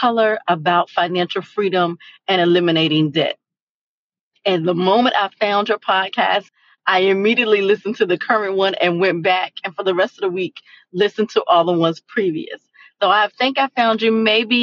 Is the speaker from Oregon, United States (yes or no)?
no; Virginia, United States; now in Florida, United States; I am here in Florida, even though I'm from Virginia